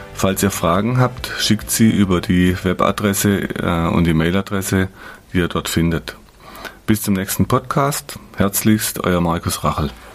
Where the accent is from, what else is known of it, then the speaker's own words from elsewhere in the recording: Black Forest, Baden-Württemberg, Germany; kleine Purzelbaum, sagt man bei uns im Schwarzwald